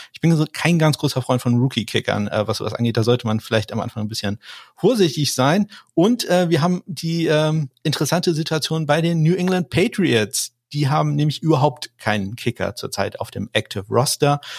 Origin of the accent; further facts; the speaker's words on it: Kiel, Schleswig-Holstein, Germany; ich komme aus Kiel